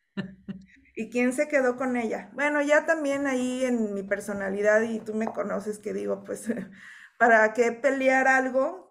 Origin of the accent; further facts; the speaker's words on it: Mexico; conciencia o cultura que tenemos como mexicanos